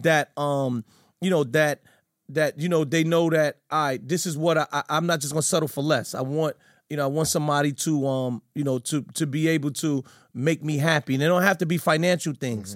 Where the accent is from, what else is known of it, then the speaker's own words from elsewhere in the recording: New York City, New York, United States; I'm from Fort Greene, Brooklyn